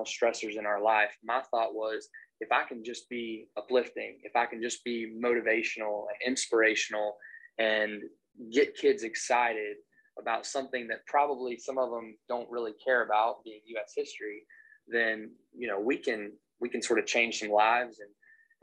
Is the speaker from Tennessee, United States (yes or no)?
yes; Maryville, Tennessee, United States; moved away as an adult; also born or lived in Clarksville, Tennessee; now in Charleston, United States; I'm from Maryville, Tennessee